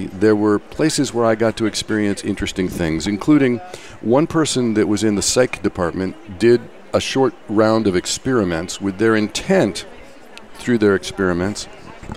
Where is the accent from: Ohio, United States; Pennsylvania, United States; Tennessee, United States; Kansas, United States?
Kansas, United States; now in San Francisco Bay Area, United States; I actually grew up in Kansas